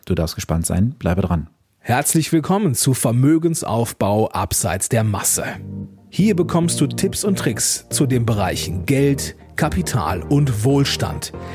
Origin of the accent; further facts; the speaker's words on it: Germany; bei uns in Deutschland